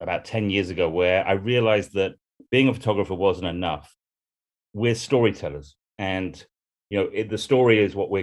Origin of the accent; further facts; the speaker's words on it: United Kingdom; a white man coming from the UK